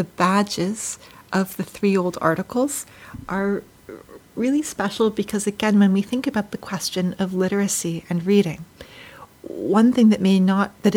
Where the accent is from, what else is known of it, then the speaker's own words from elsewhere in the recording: Canada; I was from Canada